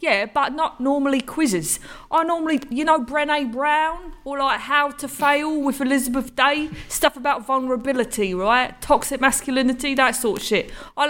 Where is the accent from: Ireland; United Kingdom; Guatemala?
United Kingdom; England; No, I've not been in jail in my home country, England.